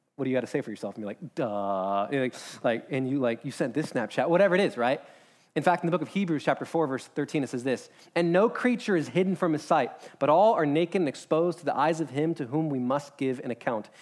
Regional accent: United States; as an American

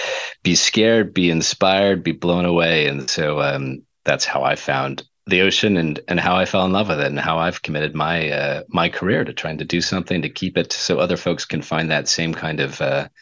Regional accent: Los Angeles, California, United States; also born or lived in Bay Area, California; I'm a Californian as well. I split my time, grew up in Los Angeles, spent a lot of time in different parts of the Bay Area.

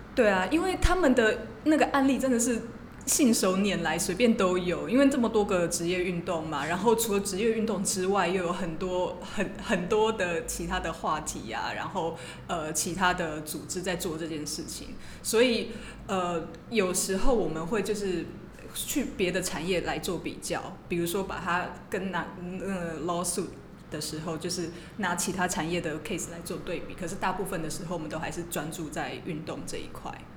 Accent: Taiwan; moved away as an adult; also born or lived in Minnesota, United States; 我是土生土长的台湾人

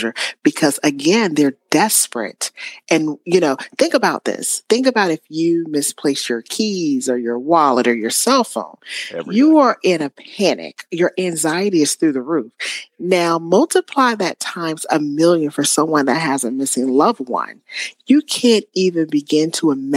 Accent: Spartanburg, South Carolina, United States; my hometown of Spartanburg, South Carolina

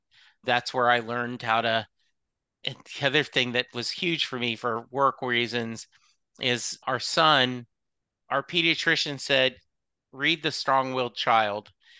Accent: the South, United States; even though I grew up in the South, I did not have a lot of the built-in biases

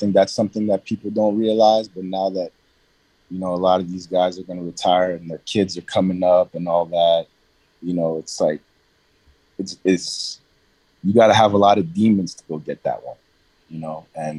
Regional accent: New York City, New York, United States; Even when I was growing up in New York City, like when I came in, it was like, I was getting a lot of because I was a privileged kid.

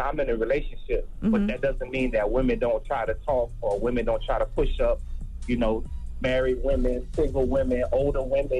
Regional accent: Florida, United States; Like right now I'm in Houston. I've been to Dallas. I've been to San Antonio. I'm from Florida. I've been to New York.

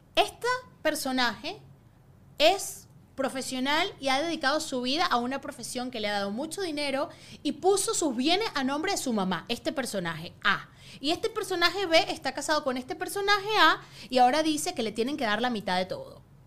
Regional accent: Venezuela; now in United States; en Venezuela, la gente pensaba que era chino y siempre me hicieron bullying

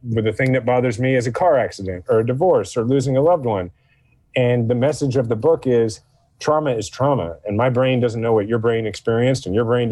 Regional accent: Kansas City, Missouri, United States; I'm from Kansas City

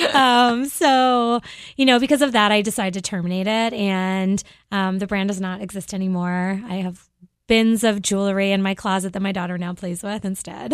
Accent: Cape Cod, Massachusetts, United States; moved away as an adult; also born or lived in Boston / Philadelphia / New York; I grew up on Cape Cod

